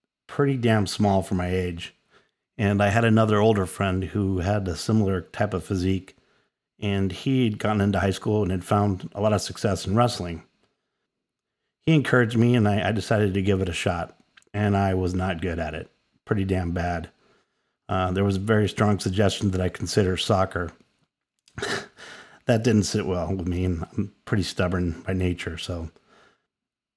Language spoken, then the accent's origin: English; Hawaii, United States; moved away as an adult; also born or lived in Aspen, Colorado / Mexico; now in Iowa, United States; I grew up on the island of Hawaii